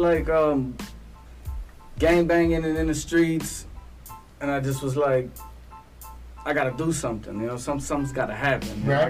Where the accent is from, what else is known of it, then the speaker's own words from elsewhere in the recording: Chicago, Illinois, United States; now in South Texas, United States; growing up in Chicago and then coming down here, mm-hmm. back and forth. Living in Chicago